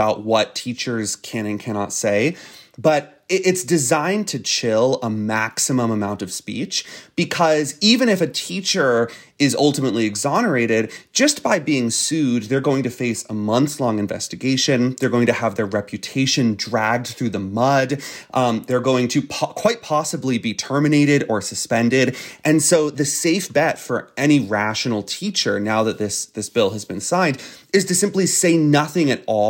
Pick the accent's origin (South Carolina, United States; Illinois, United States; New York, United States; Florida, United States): Florida, United States; Disney is the single most powerful entity in the state of Florida. It is my home state.